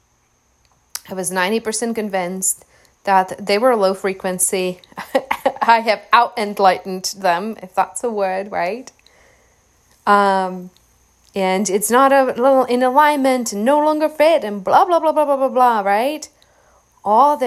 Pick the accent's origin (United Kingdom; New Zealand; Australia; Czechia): Czechia; moved away; I avoid my hometown by about 7,000 miles